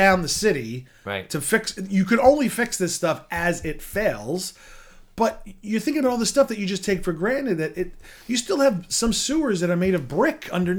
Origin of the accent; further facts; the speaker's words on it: New York City, New York, United States; growing up in Bay Ridge